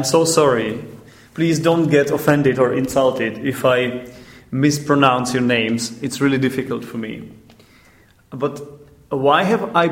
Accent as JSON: {"language": "English", "country": "Czechia", "tie": "born or raised there", "said": "we are recording it in the Czech Republic, in my home country"}